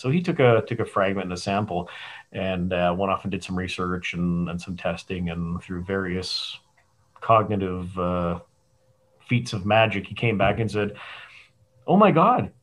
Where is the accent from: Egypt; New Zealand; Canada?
Canada; Calgary, Alberta; moved away as an adult; also born or lived in St Andrews; now in Tucson, United States; born and raised in Calgary, and tromped around the world